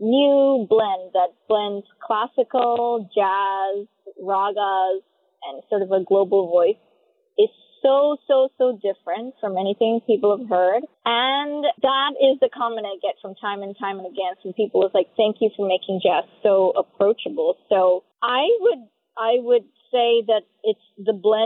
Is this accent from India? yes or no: yes; South India, India; moved away; I was born in South India, so I grew up playing Chopin and Mozart